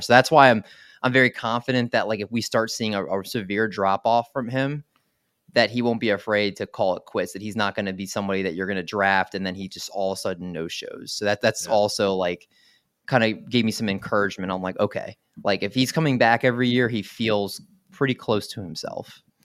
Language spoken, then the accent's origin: English; Maryland, United States; moved away as an adult; now in New Jersey, United States; I originally grew up in Maryland last August, I moved to New Jersey with my wife